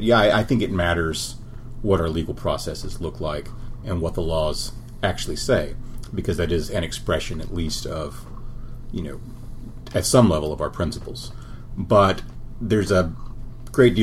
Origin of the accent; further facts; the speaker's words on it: Lubbock, Texas, United States; When I was growing up in Texas in the 70s and 80s, my home school district in Lubbock was under a federal desegregation order